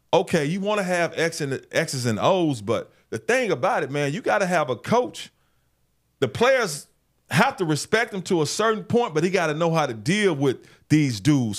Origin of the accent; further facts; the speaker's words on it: Memphis, Tennessee, United States; I knew I wanted to be a sports director at a T V station in my hometown one day.